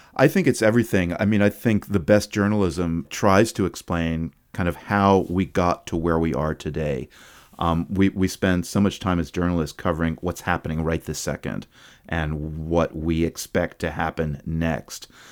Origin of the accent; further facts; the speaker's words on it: Chapel Hill, North Carolina, United States; also born or lived in New York City; We moved from New York City when I was, uh, six to North Carolina. And although Chapel Hill was a university town